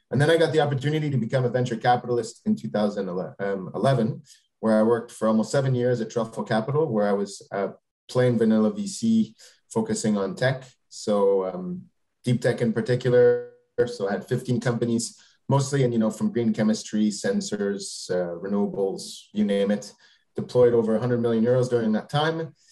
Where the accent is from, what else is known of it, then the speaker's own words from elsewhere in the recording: Canada; moved away as an adult; also born or lived in Quebec; now in Paris, France; I'm a Canadian, but I've been living uh, in Europe, so particularly in Paris, France, for the last 16 years.